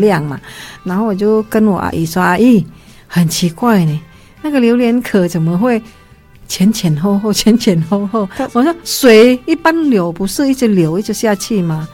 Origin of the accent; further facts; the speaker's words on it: Vietnam; 我们越南人